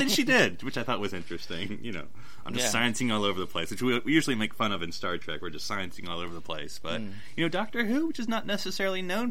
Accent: United States

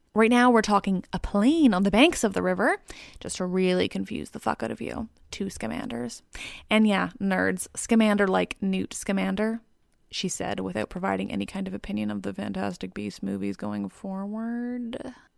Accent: Canada; I'm Canadian

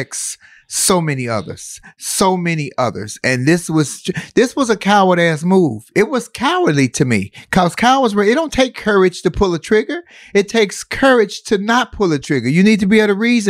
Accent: United States; Born, raised, and made in America

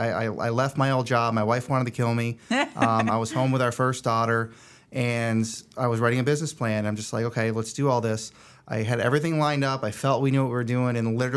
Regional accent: Rutland, Vermont, United States; also born or lived in Albany, New York; So I grew up in Rutland, Vermont, a little small town in Vermont, kind of near Killington, if anybody knows skiing at all.

